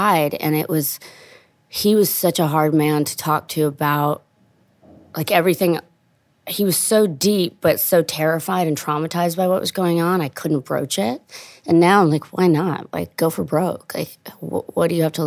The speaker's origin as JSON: {"language": "English", "country": "Italy", "moved": "yes", "lives_now": "United States", "said": "I'm from Italy"}